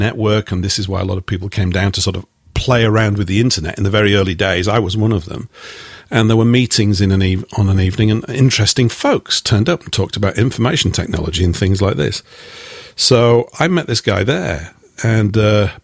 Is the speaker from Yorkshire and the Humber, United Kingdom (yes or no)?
yes; Yorkshire and the Humber, United Kingdom; I was raised in the northern part of England, in Yorkshire